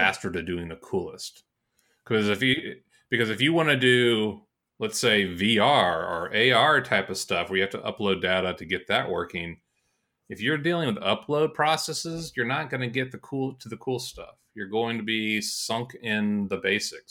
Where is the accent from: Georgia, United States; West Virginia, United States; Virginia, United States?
Georgia, United States; moved away; I'm from Georgia